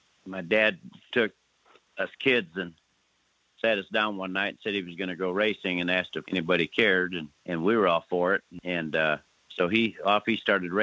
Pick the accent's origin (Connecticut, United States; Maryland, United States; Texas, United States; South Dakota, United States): South Dakota, United States; moved away as an adult; now in Oklahoma, United States; born and raised in South Dakota